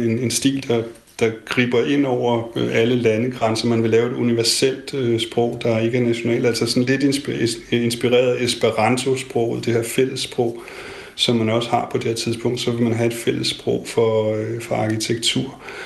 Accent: Denmark; som dansker

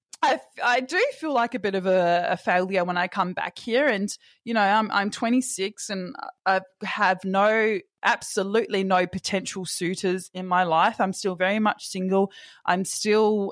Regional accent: Perth, Western Australia, Australia; moved away as an adult; now in Sydney, Australia; being back in Perth, and I've always felt this way ever since I've moved to Sydney, of coming back, I feel those societal pressures on me tenfold when I come back to my hometown

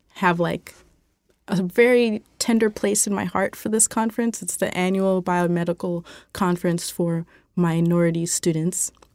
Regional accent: Indiana, United States; moved away; my home state, Indiana

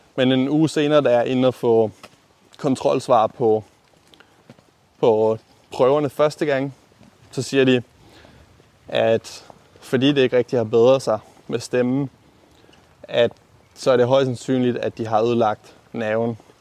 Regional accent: Aalborg, North Denmark Region, Denmark; moved away as an adult; also born or lived in Copenhagen; flyttet til den anden landet af, hvor jeg er opvokset øh, til Aalborg

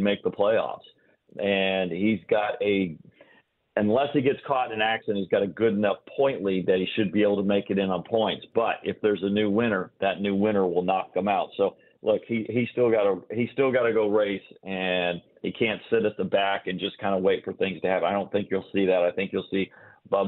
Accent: Indiana, United States; I'm from Indiana.

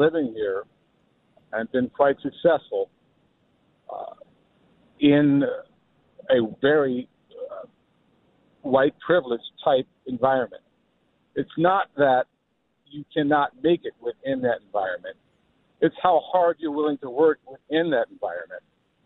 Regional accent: United States; I'm an American.

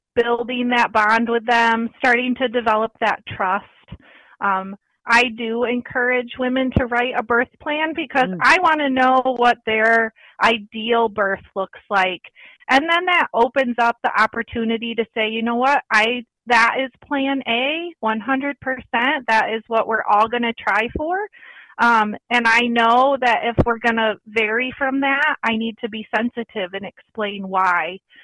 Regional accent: Battle Creek, Michigan, United States; I grew up in Battle Creek, Michigan

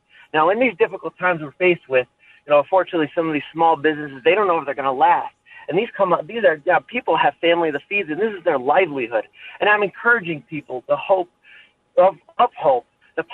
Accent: Lackawanna County, Pennsylvania, United States; the county I grew up in Lackawanna County

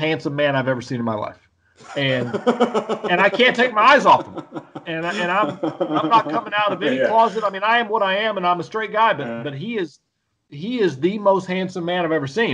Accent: Oxford, Mississippi, United States; I grew up in Oxford, Mississippi

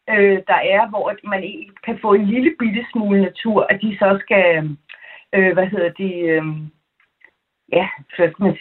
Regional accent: Copenhagen, Capital Region of Denmark, Denmark; also born or lived in Aarhus; now in Trelde Næs, Denmark; jeg er øh, er født og opvokset i København

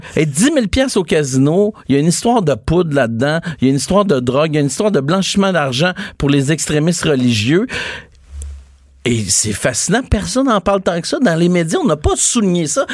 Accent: Quebec, Canada; On est des Québécois

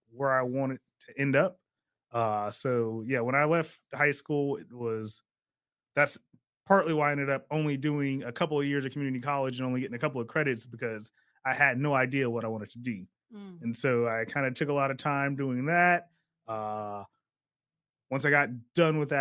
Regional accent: Sacramento, California, United States; born and raised in Sacramento

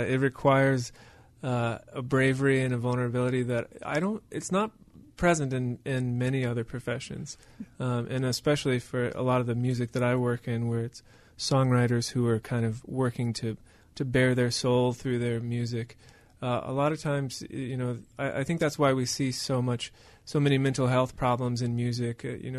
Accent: Venezuela; I grew up with tribes in Venezuela. My parents were doctors to a particular tribe called the Yupa tribe.

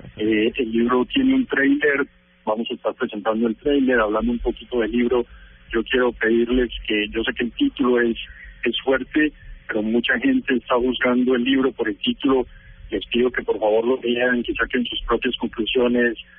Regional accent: Pereira, Risaralda, Colombia; moved away as an adult; also born or lived in Texas, United States; now in United States; Yo soy pereirano

